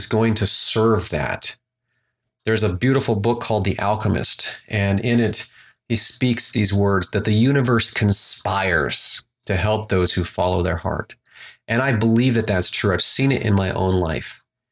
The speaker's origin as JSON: {"language": "English", "region": "Alaska", "country": "United States", "tie": "born or raised there", "moved": "yes", "said": "And so I grew up in Alaska. I was born and raised in Alaska"}